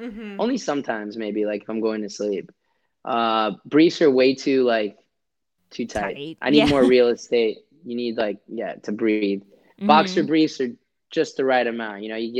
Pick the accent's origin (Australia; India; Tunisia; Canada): India; born there; Like you're lesser of an Indian than I am because I was born in India versus you being born there